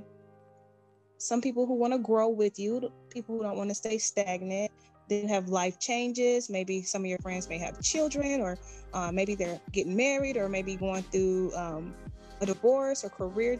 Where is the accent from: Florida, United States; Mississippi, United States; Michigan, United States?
Michigan, United States; Detroit; now in Georgia, United States; I'm originally from Detroit, Michigan, right? And I reside here in Georgia.